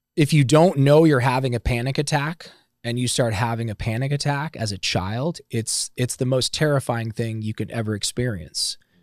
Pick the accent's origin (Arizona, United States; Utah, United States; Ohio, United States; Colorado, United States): Ohio, United States; moved away; I'm from Ohio